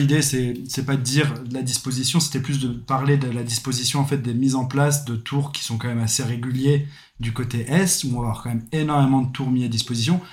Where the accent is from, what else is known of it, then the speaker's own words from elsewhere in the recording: Reims, Grand Est, France; moved away as an adult; now in Australia; j'ai 30 ans, je suis de Reims